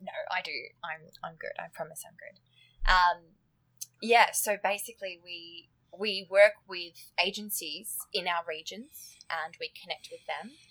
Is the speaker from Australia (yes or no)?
yes; Australia; accent: Australian; moved away as an adult; now in United Kingdom; So obviously my accent gives it away, but I'm Australian